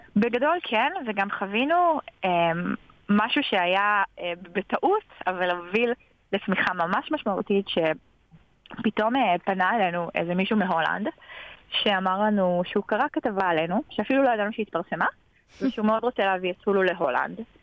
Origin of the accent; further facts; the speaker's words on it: North Carolina, United States; also born or lived in Paris, France; now in Israel; גדלתי בצפון קרוליינה, ועברנו חזרה לארץ, התגייסתי